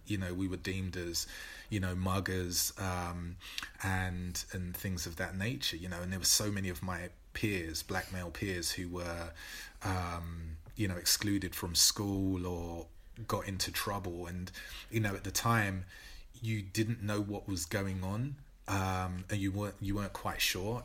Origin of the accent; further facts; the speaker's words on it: London, United Kingdom; growing up in Newham